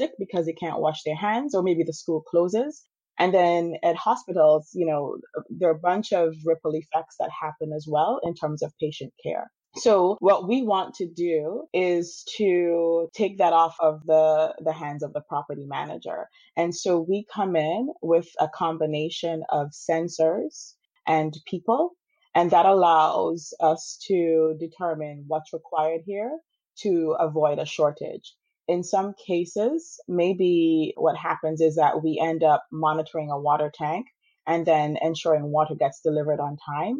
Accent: Antigua & Barbuda; moved away as an adult; also born or lived in Wisconsin; now in United States; So I grew up in the Caribbean, in Antigua

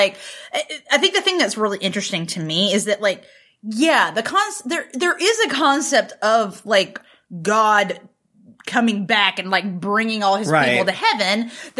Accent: North Carolina, United States; I'm from North Carolina, but like very rural, grew up in not even a Southern Baptist church, but an independent Baptist church

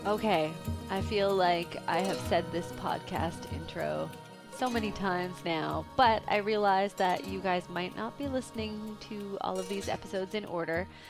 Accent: Vancouver, British Columbia, Canada; I'm from Vancouver

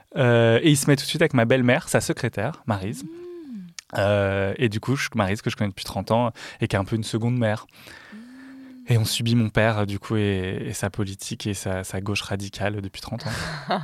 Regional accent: Dijon area, Bourgogne-Franche-Comté, France; je viens de là

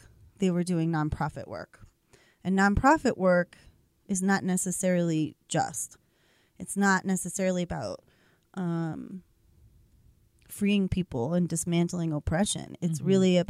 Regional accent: Boston, Massachusetts, United States; now in Colorado, United States; I'm from Boston, Massachusetts.

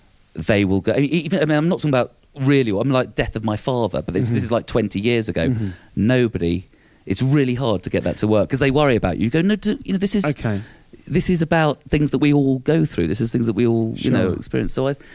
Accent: London, United Kingdom; being Southern, being London, being English in Scotland

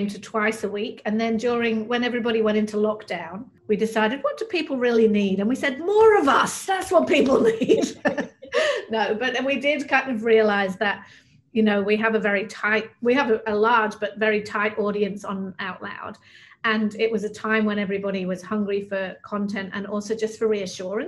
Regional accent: Manchester, North West England, United Kingdom; moved away as an adult; also born or lived in London; now in Australia; I'm originally from Manchester in the north of England, which is a big sort of industrial city

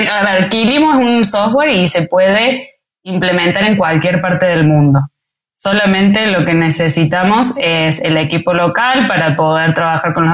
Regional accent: Mexico City, Mexico; Em, DF, históricamente, desde que soy chica, Ciudad de México tiene problemas con agua

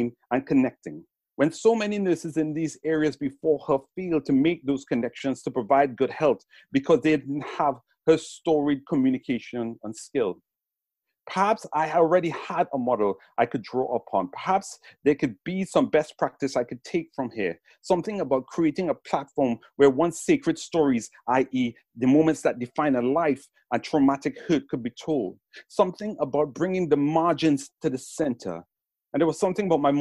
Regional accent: Trinidad & Tobago; now in England, United Kingdom; the paradise where I was raised in Trinidad

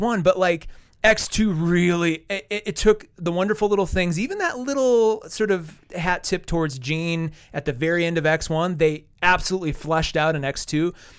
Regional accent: Wall, South Dakota, United States; moved away; I'm from Wall

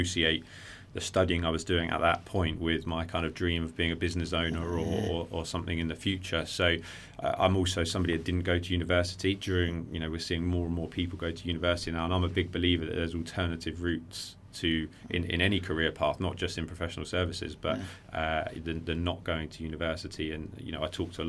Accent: Worthing, South East England, United Kingdom; I grew up in Worthing

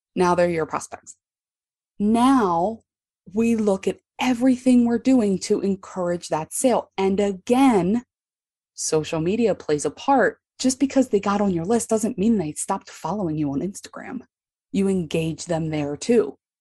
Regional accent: Baltimore, Maryland, United States; I'm from Baltimore, Maryland

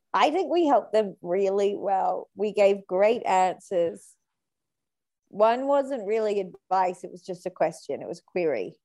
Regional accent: New South Wales, Australia; I'm from New South Wales

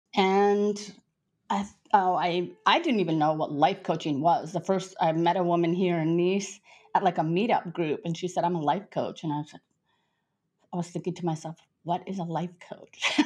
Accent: South Dakota, United States; moved away as an adult; also born or lived in France; now in Nice, France; I grew up in South Dakota.

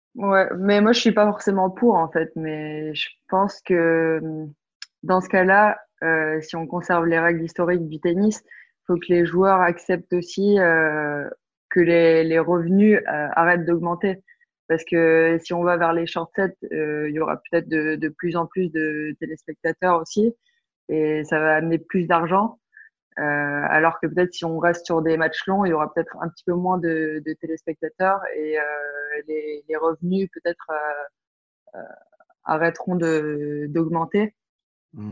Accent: France; also born or lived in Belgium; Je me sens, non, je me sens pas trop belge quand même parce que j'ai toujours vécu en France

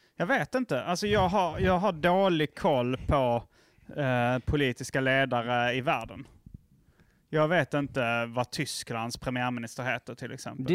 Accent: Lund, Skåne, Sweden; moved away; also born or lived in Hjärup / Malmö; Jag, jag växte upp i, i Lund och Hjärup och lite Malmö

